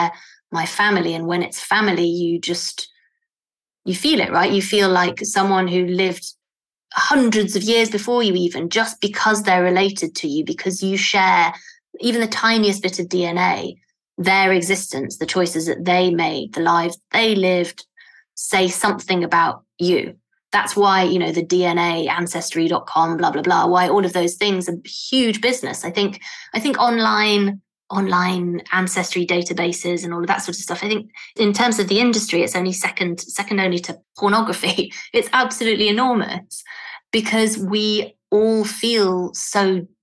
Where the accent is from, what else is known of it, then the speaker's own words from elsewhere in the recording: Italy; moved away; I am Italian too